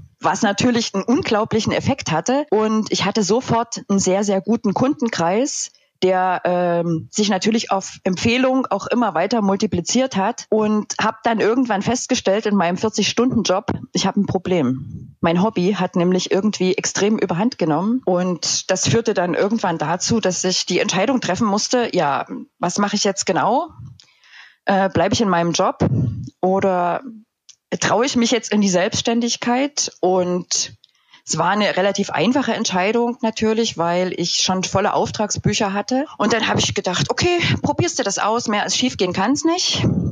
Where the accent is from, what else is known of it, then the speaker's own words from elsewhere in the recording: Upper Lusatia, Saxony, Germany; now in Dresden, Germany; in meiner Heimat in der wunderschönen Oberlausitz oder wie wir sagen würden, Erlausitz